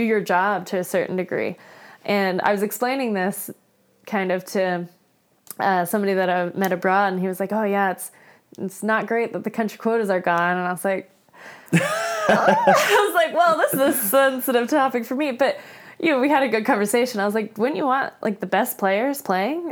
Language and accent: English; Florida, United States; I grew up in Florida where it's, you know, flat